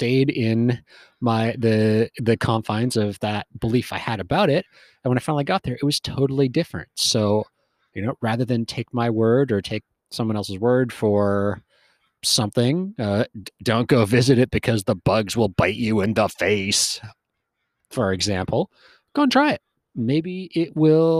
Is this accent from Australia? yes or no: no; West Coast, Western Canada, Canada; moved away as an adult; also born or lived in Wyoming, United States; I grew up on the West Coast, spent a lot of time up and down the West Coast, Canada and America